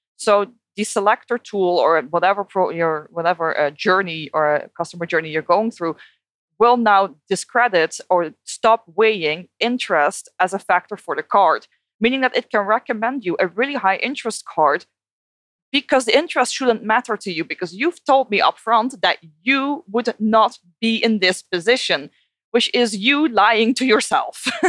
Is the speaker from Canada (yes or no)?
no; Netherlands; English is a second language; moved away as an adult; also born or lived in United Kingdom; now in Australia; I moved from the Netherlands to the UK to Australia